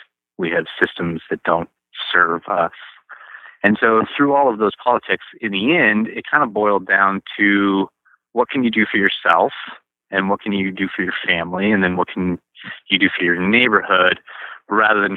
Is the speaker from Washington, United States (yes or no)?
yes; Spokane, Washington, United States; also born or lived in Bellingham; I was born here in Spokane. I was born on this farm that I'm now operating, but I didn't stay here. I moved to Bellingham to go to college